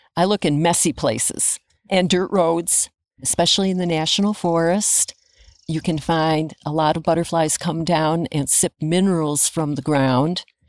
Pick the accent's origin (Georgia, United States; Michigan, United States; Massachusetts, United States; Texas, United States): Massachusetts, United States; Adams; now in Bennington, United States; I grew up in Adams, Massachusetts, in northern Berkshire, right across the valley from Mount Greylock